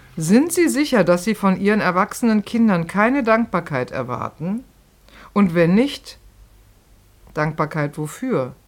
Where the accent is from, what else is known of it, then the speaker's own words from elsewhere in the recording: Rhineland, Germany; now in Berlin, Germany; ich komme ja auch aus dem Rheinland